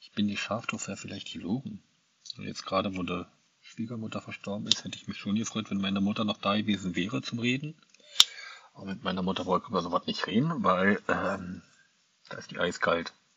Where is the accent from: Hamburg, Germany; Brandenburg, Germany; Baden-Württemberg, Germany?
Brandenburg, Germany; Angermünde; moved away; Bekannte aus Angermünde auch, aus meiner alten Heimat